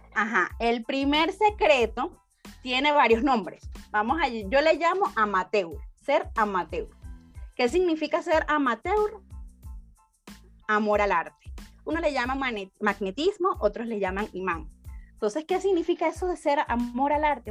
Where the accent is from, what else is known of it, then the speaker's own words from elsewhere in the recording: Venezuela; moved away as an adult; now in Guatemala; yo soy de Venezuela, tengo seis años aquí en Guatemala